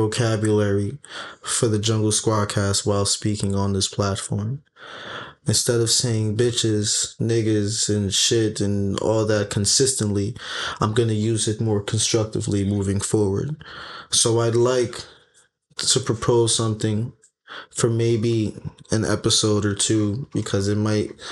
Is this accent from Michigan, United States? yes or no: no; New York City, New York, United States; I'm from the Bronx